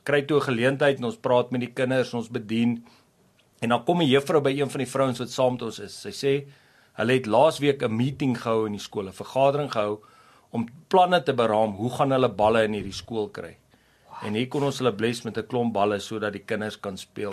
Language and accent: Afrikaans; Pretoria, Gauteng, South Africa; ek het daar in die Moot, Pretoria se deel groot geword.